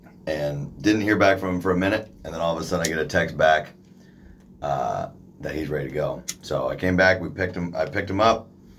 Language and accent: English; Portland, United States; I'm from Portland area.